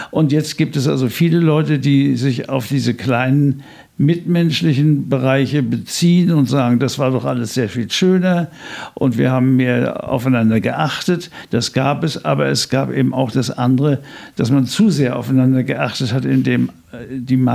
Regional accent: Schwerin, Mecklenburg-Vorpommern, Germany; born there; ich bin Pastor im Ruhestand, geboren in Schwerin

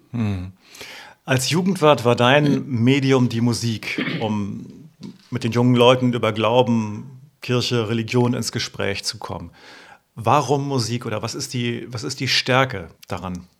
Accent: Uelzen, Lower Saxony, Germany; ich bin ja im Westen groß geworden, also in Uelzen, einer Kleinstadt

